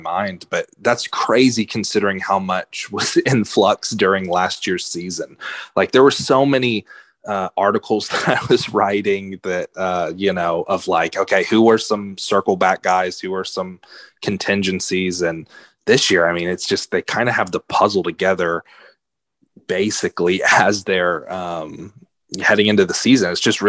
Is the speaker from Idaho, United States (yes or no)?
no; Liberty, Texas, United States; my hometown Liberty Panthers